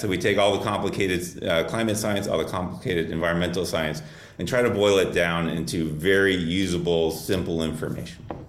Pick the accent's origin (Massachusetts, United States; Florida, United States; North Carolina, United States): Florida, United States; Miami; growing up in South Florida. I'm a native Miamian, and I grew up fishing in Florida Bay and Biscayne Bay